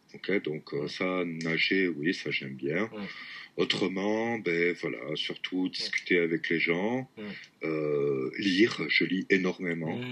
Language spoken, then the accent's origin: French; the South-West, south-west France, France; moved away as an adult; also born or lived in Toulouse / Marseille; now in Tokyo, Japan; je viens du Sud-Ouest, d'un tout petit village du Sud-Ouest